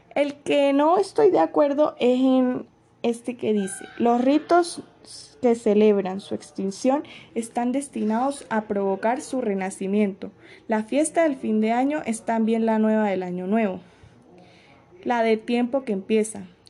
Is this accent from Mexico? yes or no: no; Venezuela; mi país de origen, tal como lo es Venezuela